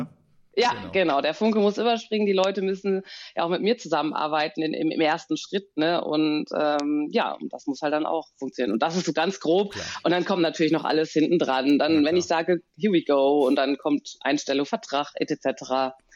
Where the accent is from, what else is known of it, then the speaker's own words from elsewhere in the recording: Bonn, North Rhine-Westphalia, Germany; ich bin ja eine gebürtige Bonnerin